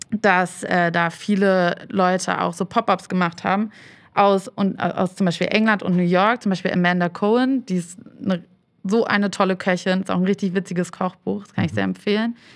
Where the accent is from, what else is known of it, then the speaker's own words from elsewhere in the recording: Hamburg, Germany; moved away as an adult; also born or lived in Berlin; ich bin ja Hamburgerin, bin dann aber nach dem Abi, war ich dann erstmal reisen und bin dann äh, nach Berlin, um da zu studieren.